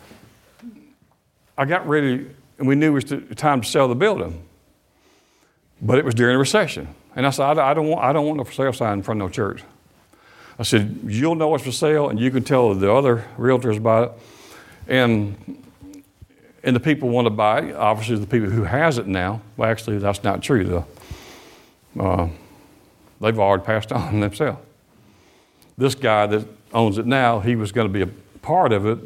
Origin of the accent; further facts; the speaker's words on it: Detroit, Michigan, United States; I was born in Wayne County in Detroit, Michigan on January 9, 1962